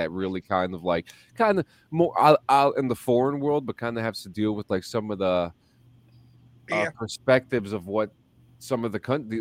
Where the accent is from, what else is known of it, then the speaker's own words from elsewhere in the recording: United States; moved away; Growing up in the New York City, New Jersey, tri-state area